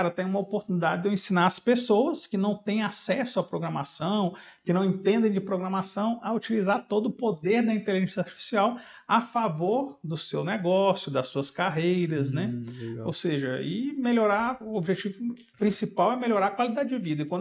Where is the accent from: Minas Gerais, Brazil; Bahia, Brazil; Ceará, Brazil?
Ceará, Brazil; Fortaleza; now in Belo Horizonte, Brazil; em 2003 eu vim embora de Fortaleza aqui para Belo Horizonte e estou com 20 anos, fazendo esse mês agora, 20 anos que eu estou aqui.